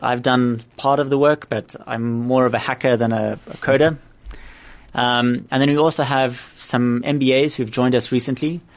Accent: Cape Town, Western Cape, South Africa; also born or lived in Oxford; born and raised in Cape Town

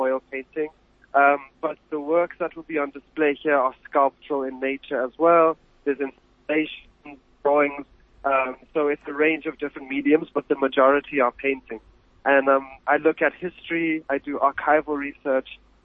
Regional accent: Johannesburg, Gauteng, South Africa; I grew up in Johannesburg, but my mother was from Rustenburg

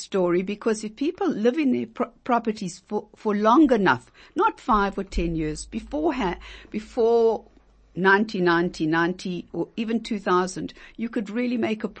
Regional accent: South Africa; I'm South African born and bred.

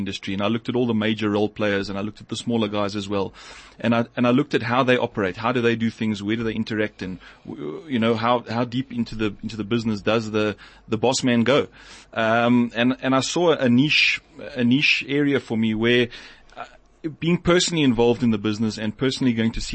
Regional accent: Johannesburg, Gauteng, South Africa; I grew up in the Northcliffe area. I've been there my whole life

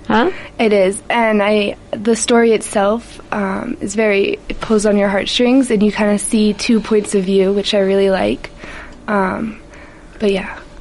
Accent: Maine, United States; accent: American; moved away as an adult; now in Netherlands; was born in Maine in the US and I moved for university to the Netherlands

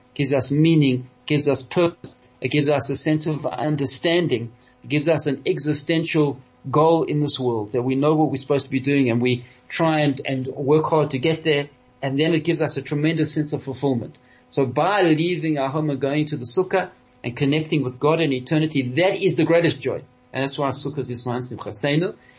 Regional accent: South Africa; all of us here in South Africa, the South African Jewish community, because uh, we are over 90% Litvaks. Our heritage, we come from Lithuania

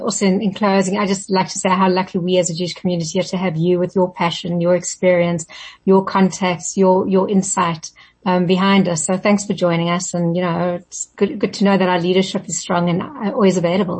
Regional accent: South Africa; as proud South African Jews

